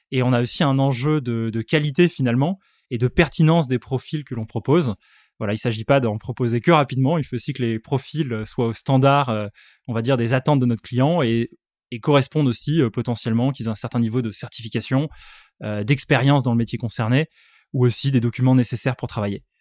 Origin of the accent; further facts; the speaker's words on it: Aix-en-Provence, Provence-Alpes-Côte d'Azur, France; donc déjà, moi, je viens tout droit euh, d'Aix-en-Provence.